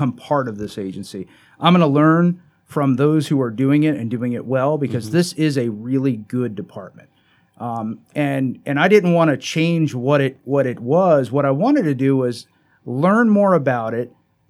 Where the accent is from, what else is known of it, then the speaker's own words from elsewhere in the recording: South Florida, United States; moved away as an adult; also born or lived in Broward County, Florida / Palm Beach County, Florida; now in Chesterfield County, United States; I grew up in South Florida